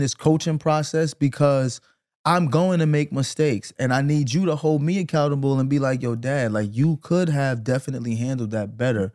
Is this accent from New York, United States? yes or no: yes; New York City, New York, United States; also born or lived in Flatbush, Brooklyn; we grew up together in Canarsie